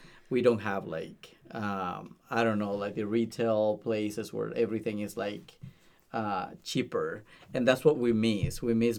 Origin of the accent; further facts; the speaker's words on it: Nicaragua; now in San Jose, Costa Rica; I'm a pastor in Costa Rica, but I'm actually not from Costa Rica. I'm from Nicaragua, which is a beautiful place. But God put everything together for me to move to Costa Rica and take over this small church in downtown San Jose.